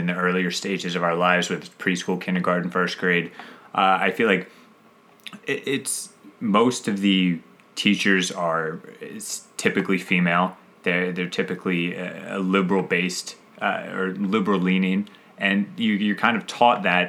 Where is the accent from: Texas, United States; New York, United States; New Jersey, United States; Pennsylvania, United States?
Pennsylvania, United States; 20 minutes south of Philadelphia; I lived in 20 minutes south of Philadelphia